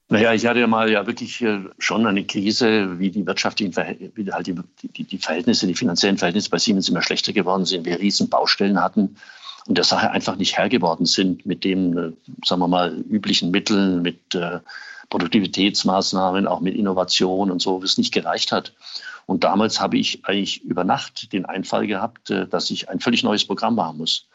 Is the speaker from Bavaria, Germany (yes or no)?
yes; Erlangen, Bavaria, Germany; in Erlangen, in meiner Heimatstadt